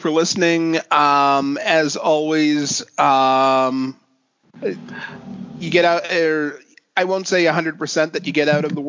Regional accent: Minneapolis, Minnesota, United States; Growing up outside of Minneapolis, I always felt sheltered from racism.

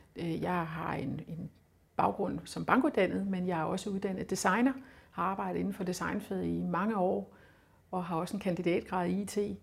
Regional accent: Funen, Southern Denmark, Denmark; jeg kommer fra Fyn, og jeg stammer fra

